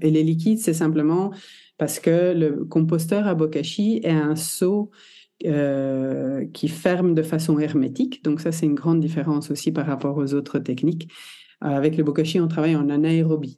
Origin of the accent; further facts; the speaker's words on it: Belgium; also born or lived in Italy (ancestry); je suis italienne de... génétiquement, on va dire. Née en Belgique